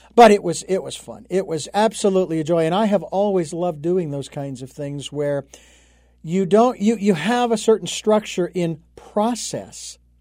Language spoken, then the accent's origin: English; Phoenix, Arizona, United States; moved away; local folks back in Phoenix, which is where I'm, my hometown